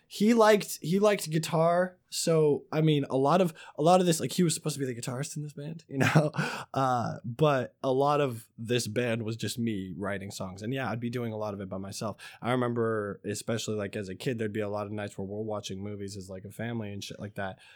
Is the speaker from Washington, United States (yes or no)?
yes; Kelso, Washington, United States; now in Vancouver, United States; I am a father from Vancouver, Washington. I'm actually technically from Kelso, Washington, but I do live in Vancouver